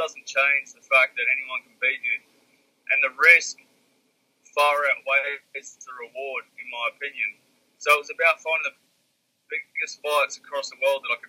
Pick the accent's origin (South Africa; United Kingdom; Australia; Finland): Australia